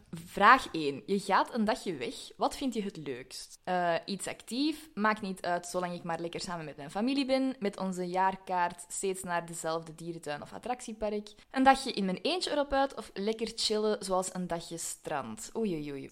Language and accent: Dutch; Belgium